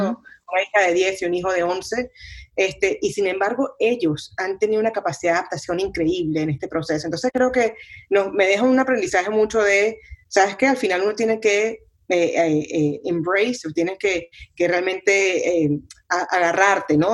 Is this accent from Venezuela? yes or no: yes; Venezuela; mi, mi país, eh, donde, donde crecí en Venezuela